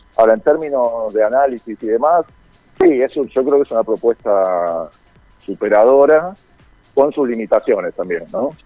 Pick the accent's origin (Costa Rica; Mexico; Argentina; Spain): Argentina; nosotros acá en Argentino